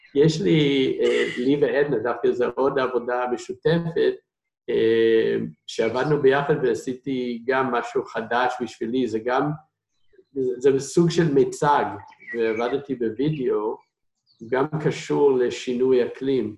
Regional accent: United States; Hebrew is a second language; moved away as an adult; now in Israel; אני במקור מארצות הברית

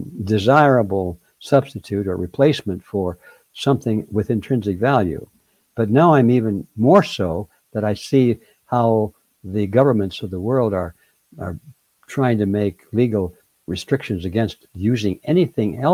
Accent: the North, United States; I come from the North

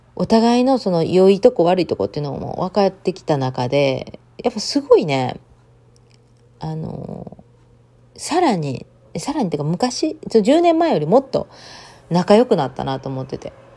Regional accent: Japan; moved away as an adult; now in United States; 私、田舎出身なんで

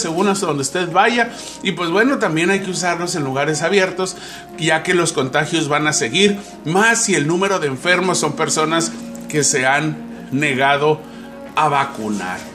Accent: Mexico; como buen mexicano

